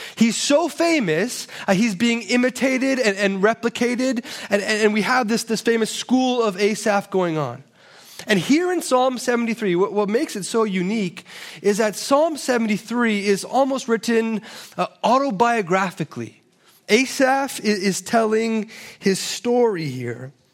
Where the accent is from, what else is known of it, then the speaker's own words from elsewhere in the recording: Toronto, Ontario, Canada; I'm from Toronto, and so we call it a cottage, uh, there, but apparently it's a cabin here